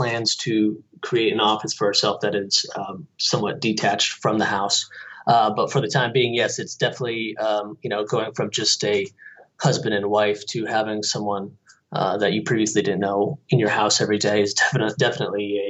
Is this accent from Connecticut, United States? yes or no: yes; Connecticut, United States; moved away as an adult; also born or lived in Boston, Massachusetts; now in Phoenix, United States; I grew up on the East Coast in Connecticut, went to school in Boston